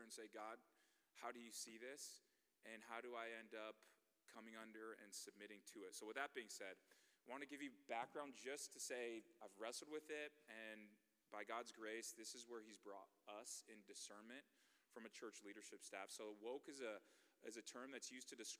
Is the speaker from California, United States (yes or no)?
yes; Bay Area, California, United States; moved away as an adult; also born or lived in Nebraska; I'm from the Bay Area